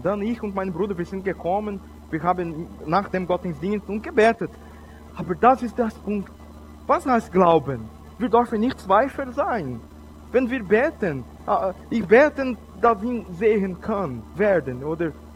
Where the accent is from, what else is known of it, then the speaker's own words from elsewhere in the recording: Brazil; German is a second language; also born or lived in Switzerland; Ich bin Brasilianer